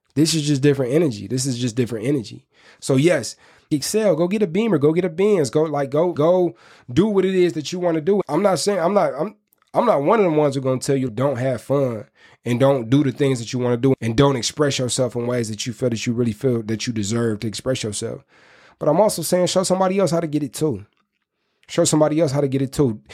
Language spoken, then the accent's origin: English; Inkster, Michigan, United States; I'm from Inkster, Michigan